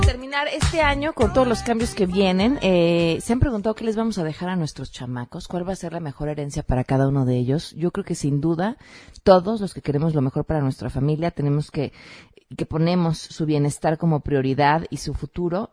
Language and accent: Spanish; Mexico; nos crean una identidad como mexicanos